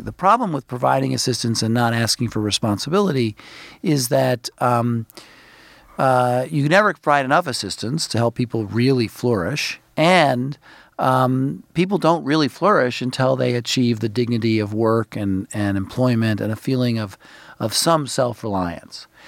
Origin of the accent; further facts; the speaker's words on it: New York City, New York, United States; now in Washington, United States; I grew up in Brooklyn, New York. I think of myself as a New York City person.